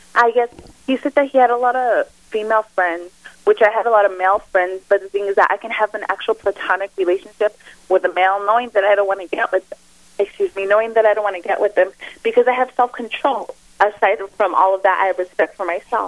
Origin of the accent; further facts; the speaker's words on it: El Paso, Texas, United States; I'm from El Paso, Texas. So you know, I was brought up in a real close knit family